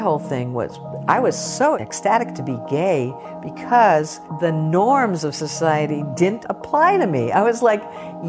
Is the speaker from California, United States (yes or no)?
yes; Palo Alto, California, United States; I grew up in the San Francisco Bay Area in Palo Alto, very privileged kind of middle-class existence, and more than an existence, it was a great place to grow up.